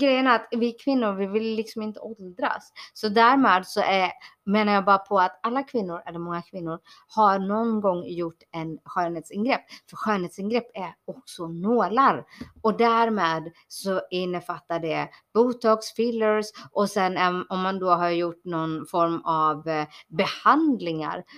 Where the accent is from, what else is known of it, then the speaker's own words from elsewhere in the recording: Borås, Västra Götaland, Sweden; also born or lived in Bangalore, India; jag kommer ifrån eh, utkanten av Borås